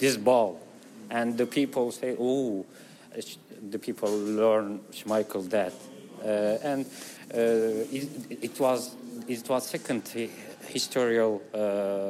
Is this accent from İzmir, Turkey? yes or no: no; Istanbul, Turkey; English is a second language; from Istanbul.